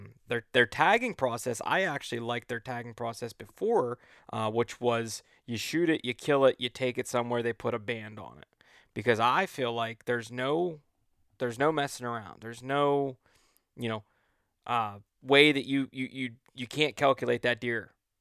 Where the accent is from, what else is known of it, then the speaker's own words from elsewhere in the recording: Ohio, United States; But I grew up in Ohio, but I grew up hunting Ohio from the time that I was just a young boy.